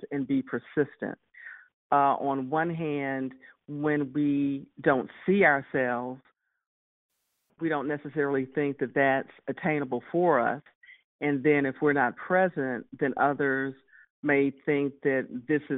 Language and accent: English; Texas, United States; growing up in Texas and having a family